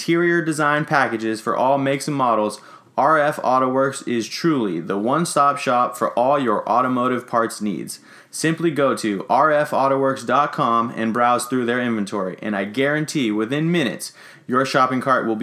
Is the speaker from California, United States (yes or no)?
yes; Sacramento, California, United States; I have lived in Sacramento all my life